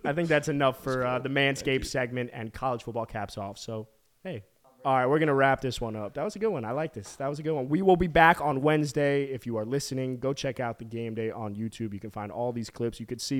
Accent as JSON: {"language": "English", "town": "Denton", "region": "Texas", "country": "United States", "said": "Nah, I'm from Denton, and we produce athletes."}